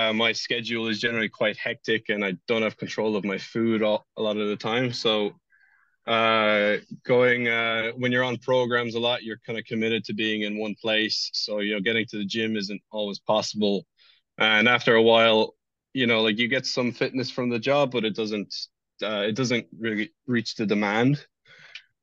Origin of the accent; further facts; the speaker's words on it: Ireland; I'm from Ireland